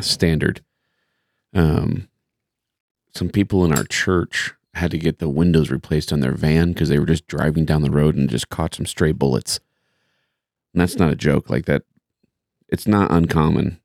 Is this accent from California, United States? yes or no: no; Terre Haute, Indiana, United States; I grew up with him in Terre Haute